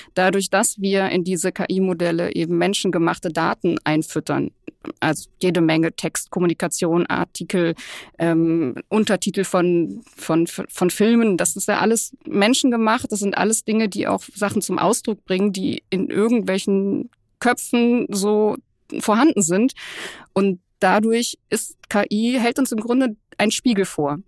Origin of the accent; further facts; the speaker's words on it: Cologne, North Rhine-Westphalia, Germany; als Kölnerin